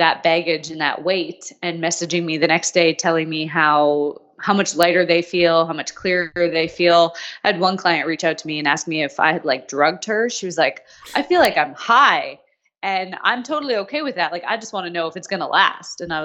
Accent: Canada; moved away as an adult; also born or lived in Australia

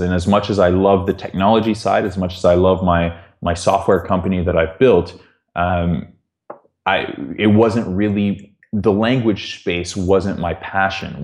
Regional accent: Toronto, Ontario, Canada; moved away as an adult; also born or lived in London, United Kingdom; I'm from Toronto

